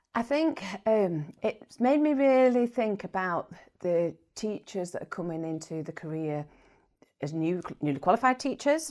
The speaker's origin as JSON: {"language": "English", "town": "Bradford", "region": "Yorkshire and the Humber", "country": "United Kingdom", "tie": "born or raised there", "also_born_or_lived": "York / Cornwall", "moved": "as an adult", "said": "I was born in Bradford, went to first primary school in a market town"}